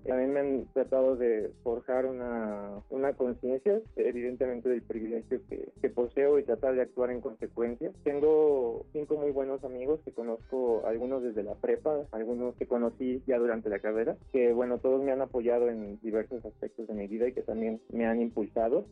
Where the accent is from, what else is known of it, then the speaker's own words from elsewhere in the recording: Mexico City, Mexico; Nací en la Ciudad de México el 25 de septiembre de 1992